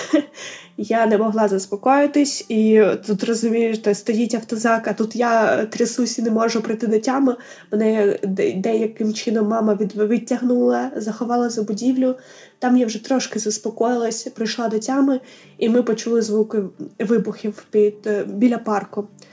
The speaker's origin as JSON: {"language": "Ukrainian", "town": "Melitopol", "region": "Zaporizhzhia Oblast", "country": "Ukraine", "tie": "born or raised there", "moved": "as an adult", "said": "площу нашого рідного міста"}